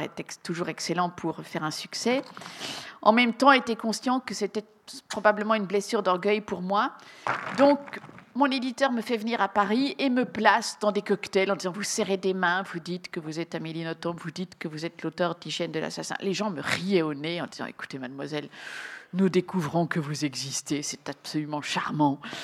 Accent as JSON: {"language": "French", "country": "Belgium"}